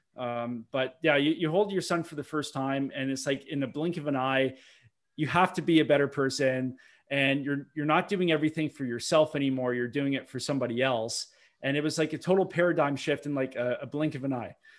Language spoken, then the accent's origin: English; Milton, Ontario, Canada; I grew up in Milton, Ontario, which is just forty minutes west of, uh, Toronto